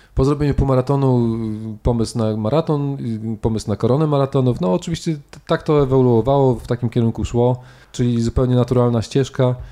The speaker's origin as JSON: {"language": "Polish", "town": "Szczytno", "region": "Warmian-Masurian Voivodeship", "country": "Poland", "tie": "born or raised there", "moved": "as an adult", "said": "na malowniczej, malowniczej krainie, która się nazywa Mazury, w mieście Szczytno."}